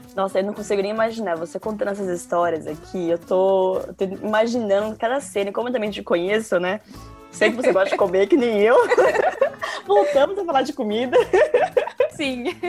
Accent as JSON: {"language": "Portuguese", "country": "Brazil", "tie": "born or raised there", "moved": "yes", "lives_now": "London, United Kingdom", "said": "Eu sou brasileira, nasci no Brasil, mas o meu avô é português"}